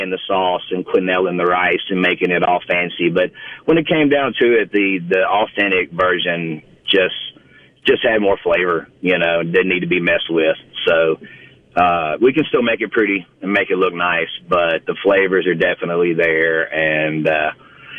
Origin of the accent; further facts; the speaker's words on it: Mississippi, United States; accent: Mississippi; my Mississippi accent